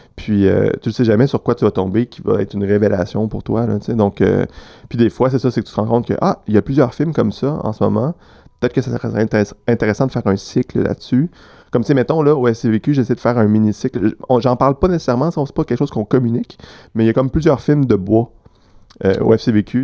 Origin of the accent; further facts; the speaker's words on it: Quebec City, Quebec, Canada; moved away as an adult; now in Montreal, Canada; moi, je suis né à Québec